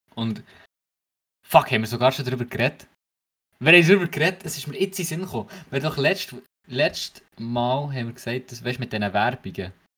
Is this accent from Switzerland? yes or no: yes; Switzerland